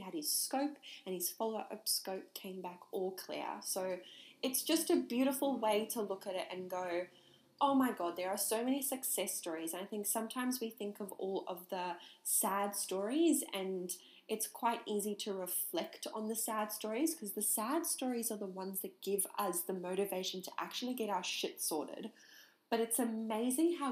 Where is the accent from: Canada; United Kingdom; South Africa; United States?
South Africa; I'm from South Africa